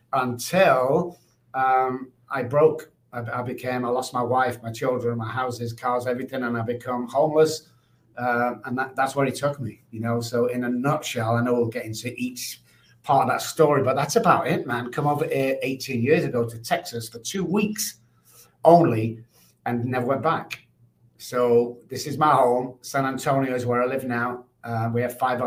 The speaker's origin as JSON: {"language": "English", "town": "Manchester", "region": "North West England", "country": "United Kingdom", "tie": "born or raised there", "moved": "yes", "lives_now": "United States", "said": "I grew up in Manchester, the United Kingdom"}